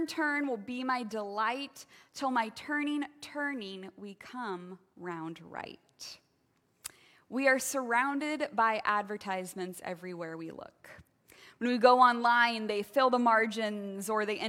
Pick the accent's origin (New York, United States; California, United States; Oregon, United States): Oregon, United States; St. Helens; I grew up in St. Helens with Sunset Park Church of God